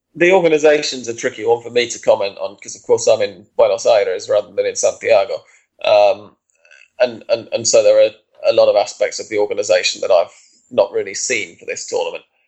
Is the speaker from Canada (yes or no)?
no; England, United Kingdom; as an Englishman